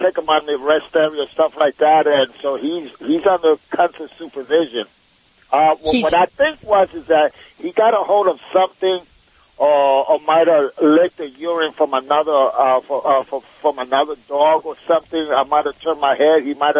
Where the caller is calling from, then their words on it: Springfield, Missouri, United States; Springfield, Missouri.